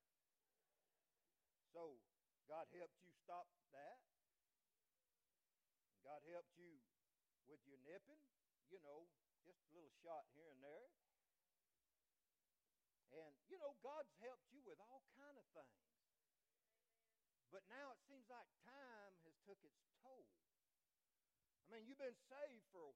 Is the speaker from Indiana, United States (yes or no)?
no; Florida, United States; moved away as an adult; now in Alabama, United States; I'm from Florida